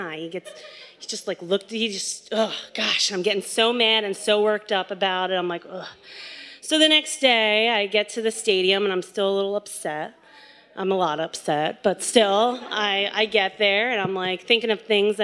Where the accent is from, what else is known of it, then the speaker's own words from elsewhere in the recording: just outside of Philadelphia, Pennsylvania, United States; I was born and raised just outside of Philadelphia in a very strict Roman Catholic family